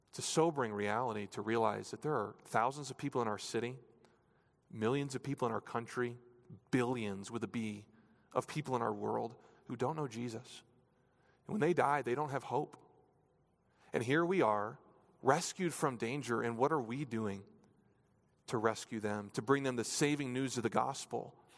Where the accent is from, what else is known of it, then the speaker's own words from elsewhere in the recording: New Hampshire, United States; moved away; I grew up in New Hampshire, so it was a lot, lot more rural.